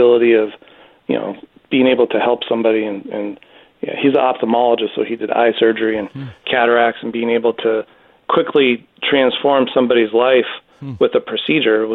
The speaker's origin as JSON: {"language": "English", "town": "Los Angeles", "region": "California", "country": "United States", "tie": "born or raised there", "said": "I'm a native Southern Californian. I grew up here in Los Angeles, out in the San Fernando Valley"}